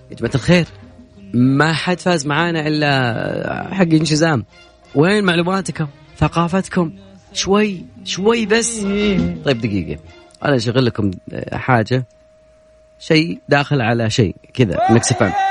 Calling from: Al-Ahsa, Eastern Province, Saudi Arabia; انا بكلمك من الاحساء

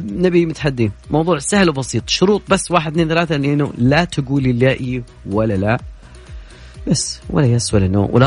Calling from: Medina, Medina Province, Saudi Arabia; والله انا من المدينه رايح على تبوك الشبكه عندي تقطع

